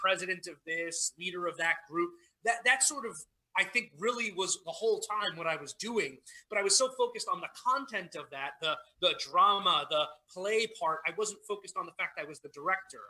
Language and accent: English; New York City, New York, United States; I came from Staten Island, New York